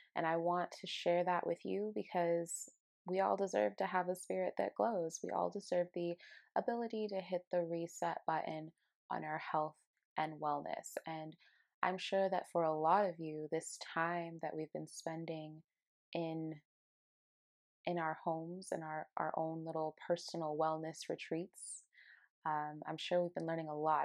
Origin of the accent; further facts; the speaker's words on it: Aurora, Colorado, United States; moved away as an adult; now in Ashland, United States; I moved from my hometown of Colorado, Aurora, Colorado, to Ashland, Oregon